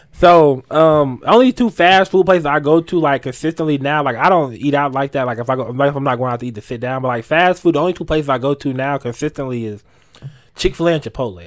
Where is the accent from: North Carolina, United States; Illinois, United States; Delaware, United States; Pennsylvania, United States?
North Carolina, United States; Asheville; I'm from Asheville